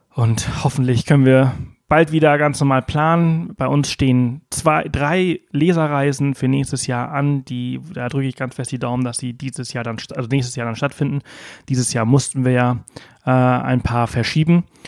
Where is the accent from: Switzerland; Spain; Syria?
Spain; Mallorca, Balearic Islands; moved away; auf Mallorca, wo ich halt herkomme